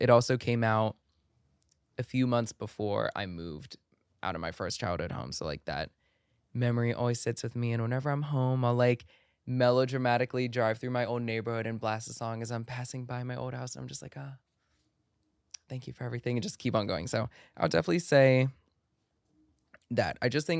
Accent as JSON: {"language": "English", "region": "Maryland", "country": "United States", "tie": "born or raised there", "said": "it's a song that will always and forever remind me of my first home that I grew up in Maryland."}